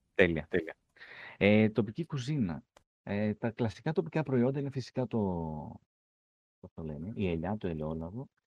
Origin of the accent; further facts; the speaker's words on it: Athens, Attica, Greece; Εγώ είμαι από Αθήνα, αλλά η μητέρα μου είναι από Καλαμάτα